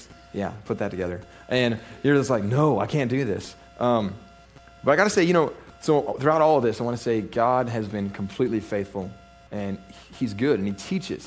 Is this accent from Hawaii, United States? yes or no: no; Fort Worth, Texas, United States; I was born in Fort Worth. I was born in the DFW. I would call my area semi-hood